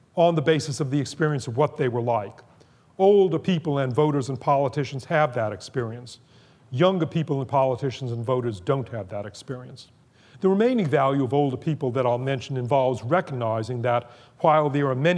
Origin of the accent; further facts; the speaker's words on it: Boston, Massachusetts, United States; when I was growing up in Boston